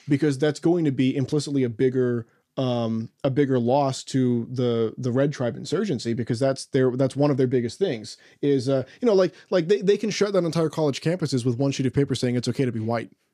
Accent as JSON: {"language": "English", "region": "Oklahoma", "country": "United States", "said": "I'm from Oklahoma"}